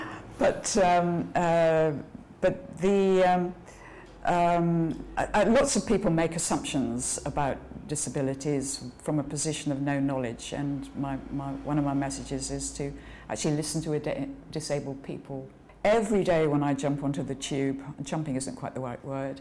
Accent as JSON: {"language": "English", "town": "Edinburgh", "region": "Scotland", "country": "United Kingdom", "tie": "born or raised there", "moved": "as an adult", "said": "I was born in Edinburgh. Uh, my parents had just moved up there from England"}